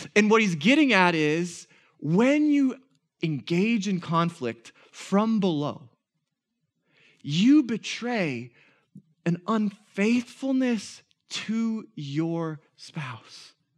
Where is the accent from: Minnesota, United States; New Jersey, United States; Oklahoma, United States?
Minnesota, United States; we're Minnesotan